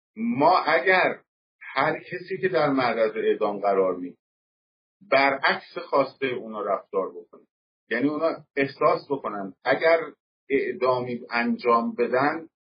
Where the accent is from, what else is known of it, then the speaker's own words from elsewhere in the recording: Tehran, Tehran Province, Iran; moved away; من در تهران به دنیا آمدم ولی پدرم مال سمت ازنا و علی بودرز